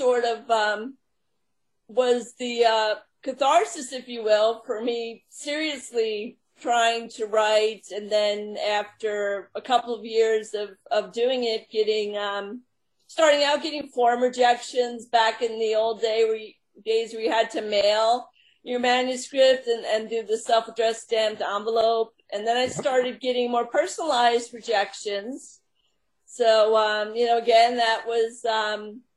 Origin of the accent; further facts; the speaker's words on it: Long Island, New York, United States; now in Long Island, United States; I was raised on Long Island and moved to New York City in my 20s.